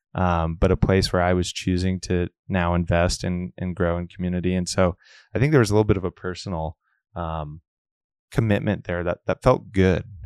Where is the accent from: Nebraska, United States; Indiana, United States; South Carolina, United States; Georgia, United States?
Nebraska, United States; Omaha; born and raised in Omaha, and I grew up in Our Lady of Wards